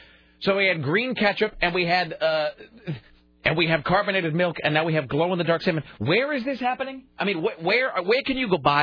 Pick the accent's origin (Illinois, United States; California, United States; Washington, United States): Washington, United States; Columbia River; the crap in the Columbia River where I grew up.